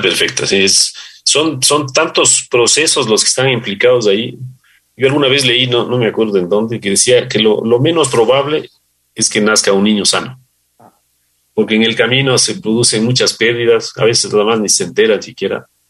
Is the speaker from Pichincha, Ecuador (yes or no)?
yes; Conocoto, Pichincha, Ecuador; also born or lived in Colón, Panama; nosotros crecimos en Los Chillos, en Conocoto, en esa época el Valle de los Chillos era campo